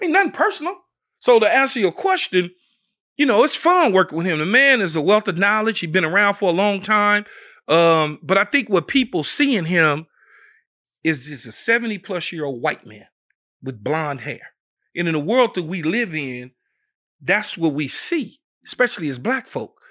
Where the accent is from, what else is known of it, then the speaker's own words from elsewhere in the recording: Los Angeles, California, United States; growing up in South Central L A at the time, it's South L A now.